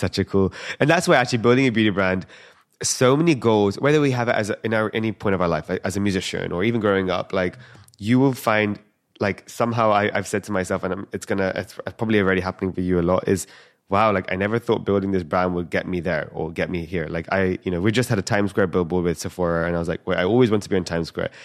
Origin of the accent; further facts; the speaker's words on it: London, United Kingdom; I'm born and raised in London.